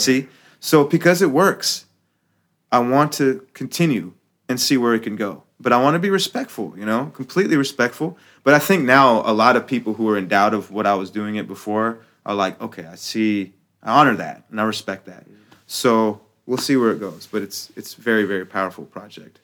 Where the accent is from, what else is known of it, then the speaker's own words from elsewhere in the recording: United States; I'm American, right? So it's like, I'm a Muslim American